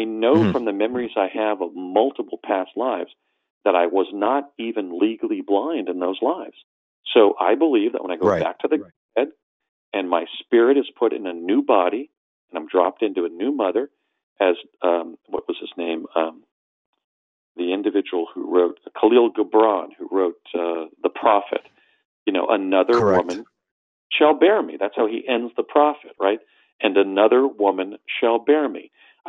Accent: New Jersey, United States; an ethnic hybrid growing up in New Jersey in the 60s

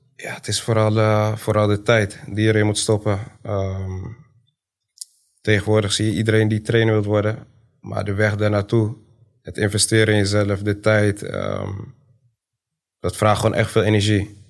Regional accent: Zwolle, Overijssel, Netherlands; Woonachtig in Zwolle, opgegroeid in Zwolle, geboren in Zwolle

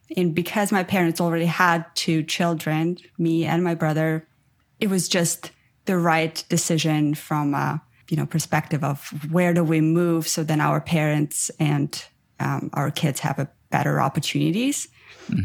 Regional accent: Ukraine; English is a second language; moved away as an adult; also born or lived in Armenia; now in Canada; I'm originally from Armenia, but I grew up in Ukraine. And then about eight years ago, I moved to Canada.

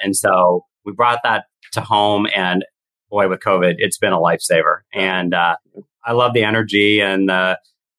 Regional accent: Seattle, Washington, United States; I'm from Seattle

